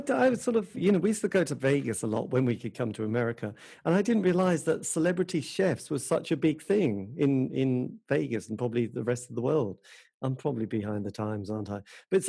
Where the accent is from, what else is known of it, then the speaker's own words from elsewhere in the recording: England, United Kingdom; I'm very English.